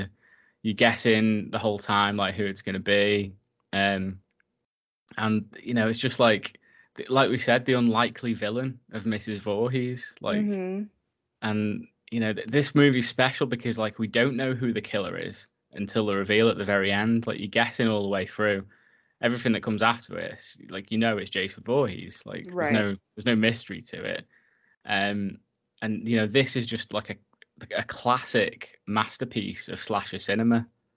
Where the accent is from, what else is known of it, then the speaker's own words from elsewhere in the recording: North West England, United Kingdom; because I grew up like in the Lake District, like in a sort of similar setting, like hanging out by the lake, messing about